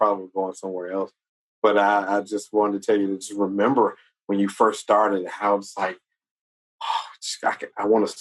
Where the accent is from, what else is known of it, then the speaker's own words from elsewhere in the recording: South Carolina, United States; I'm from South Carolina